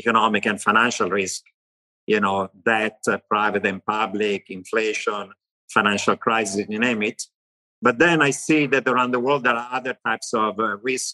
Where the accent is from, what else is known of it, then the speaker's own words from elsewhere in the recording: Milan, Lombardy, Italy; accent: Italian; English is a second language; moved away as an adult; also born or lived in Istanbul, Turkey / Tehran, Iran / Israel; now in United States; So I grew up in Italy. That's why I still have an Italian accent